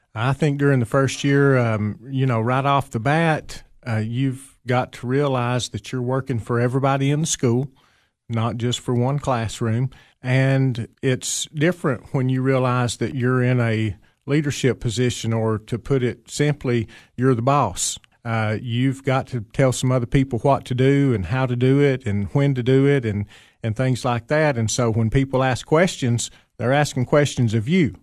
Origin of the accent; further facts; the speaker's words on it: Fentress County, Tennessee, United States; moved away as an adult; also born or lived in Putnam County, Tennessee; I grew up in Fentress County, uh, graduated from Clark Range High School many, many years ago